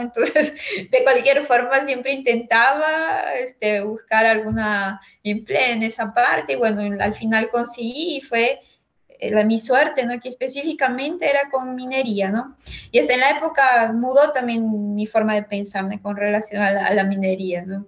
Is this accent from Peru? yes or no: yes; Huancayo, Junín, Peru; moved away as an adult; now in Brazil; yo soy de Huancayo